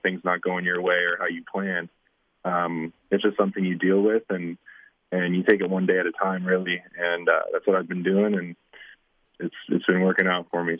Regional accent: Windsor, Ontario, Canada; moved away; a small town Windsor kid

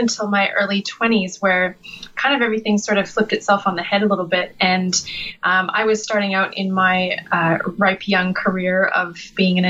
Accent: British Columbia and Alberta, Western Canada, Canada; moved away; I'm from the west side, the west coast. So in BC and Alberta, kind of both

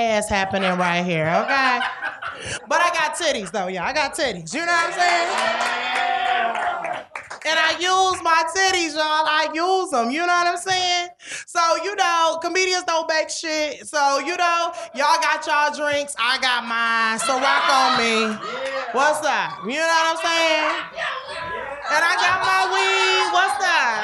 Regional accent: Detroit, Michigan, United States; now in New York City, United States; I'm from Detroit.

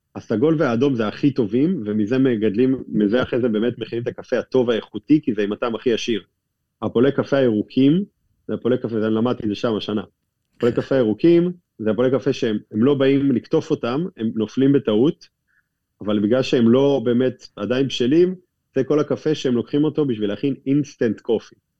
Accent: Israel; אנחנו מגיעים מישראל

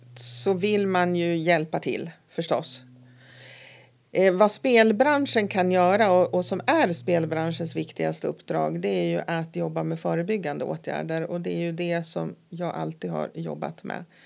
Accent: Nora, Örebro County, Sweden; moved away as an adult; also born or lived in Stockholm; now in Härnösand, Sweden; jag kom ju då ifrån Nora utanför Örebro

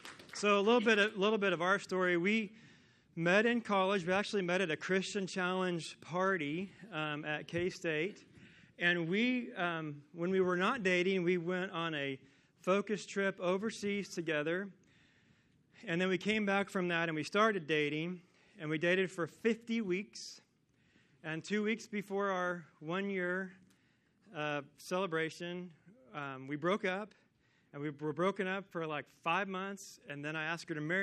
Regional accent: Kansas, United States; I am from Kansas, and I have grown up watching USC sports on TV my whole life

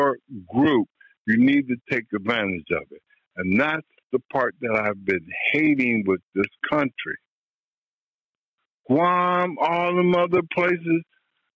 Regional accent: West Coast, United States; I'm from the West Coast. My rearing is different from where you are in West Virginia.

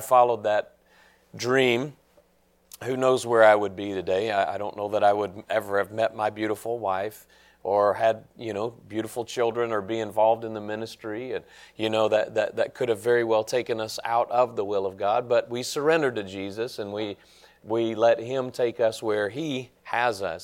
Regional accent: Nashville, Tennessee, United States; I grew up in Nashville

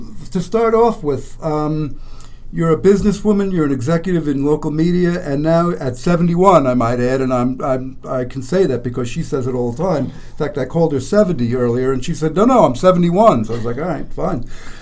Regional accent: New York, United States; I'm a New Yorker.

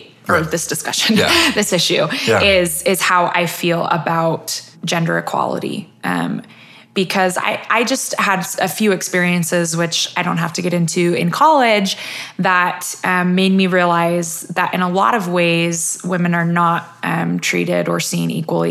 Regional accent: Centerville, Utah, United States; I grew up here in Utah.

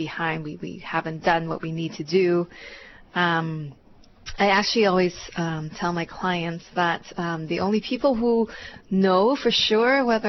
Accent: Vancouver, British Columbia, Canada; moved away as an adult; also born or lived in Hong Kong; now in Hawaii, United States; I was actually born in Hong Kong, and my family and I immigrated to Canada when I was about 10. And then I actually went to UBC. I grew up mainly in Vancouver

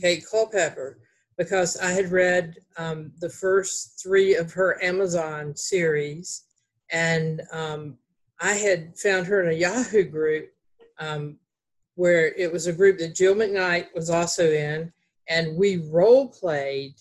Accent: Greensboro, North Carolina, United States; accent: Southern; we were both from Greensboro, North Carolina

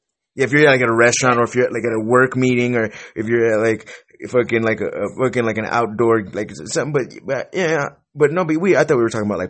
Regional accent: Wisconsin, United States; also born or lived in California; now in New Mexico, United States; I was born in California, but I moved to Wisconsin when I was young. And so I'm like from California, Wisconsin. I'm like half California, half Wisconsin. But I live in New Mexico right now. I've lived in a bunch of different states.

